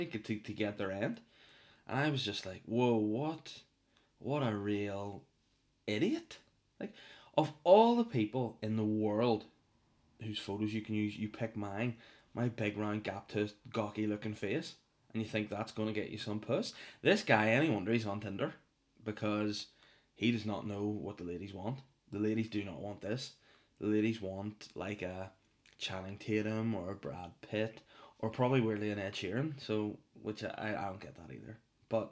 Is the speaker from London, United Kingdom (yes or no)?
no; North Down, Northern Ireland, United Kingdom; moved away as an adult; now in Belfast, United Kingdom; Everyone knows I'm from North Down. That is my place, my spot on this earth, the Gold Coast itself. Hollywood, Crawfordsburn, Bangor, Donaghadee, those joints are my joints.